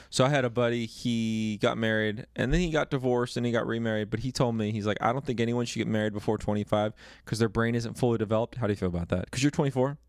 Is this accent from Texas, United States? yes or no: yes; Dallas, Texas, United States; I grew up in Texas